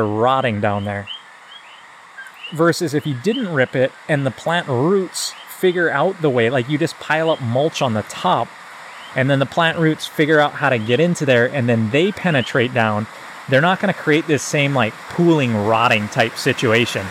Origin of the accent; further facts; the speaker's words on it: Hawaiian Acres, United States; I grew up in Hawaiian Acres on those rocks where you're talking about